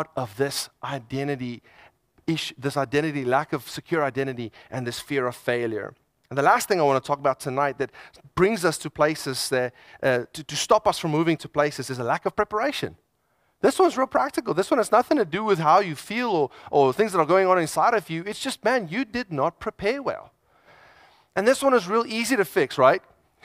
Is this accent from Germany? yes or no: no; South Africa; I'm South African